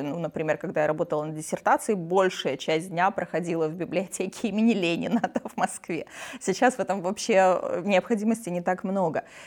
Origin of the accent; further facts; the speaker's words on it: Transnistria, Moldova; moved away as an adult; now in Russia; Я родилась и выросла в Приднестровье